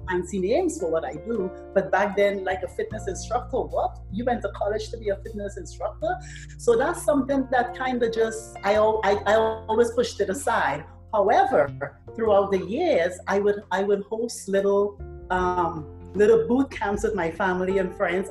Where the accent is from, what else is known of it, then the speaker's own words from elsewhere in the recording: Trinidad & Tobago; moved away; I'm from Trinidad